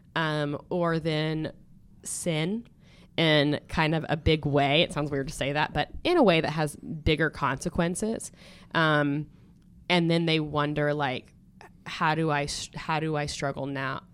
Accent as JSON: {"language": "English", "town": "Stillwater", "country": "United States", "tie": "born or raised there", "said": "born and raised in Stillwater, America"}